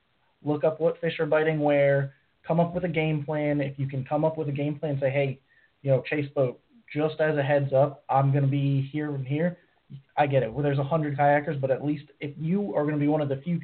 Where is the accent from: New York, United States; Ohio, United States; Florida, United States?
Florida, United States; I'm from Florida. Grew up fishing from you know the time I could handle a fishing pole.